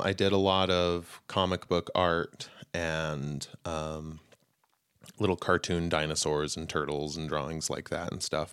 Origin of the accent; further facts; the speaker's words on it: Utah, United States; I grew up mostly in Utah